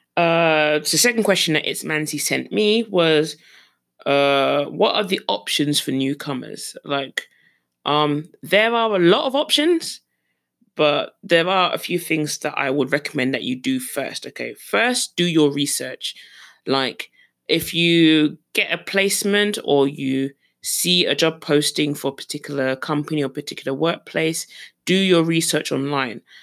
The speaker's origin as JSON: {"language": "English", "region": "London", "country": "United Kingdom", "tie": "born or raised there", "moved": "as an adult", "lives_now": "South Korea", "said": "growing up in London, um, it's a multitude of colors and a multitude of people"}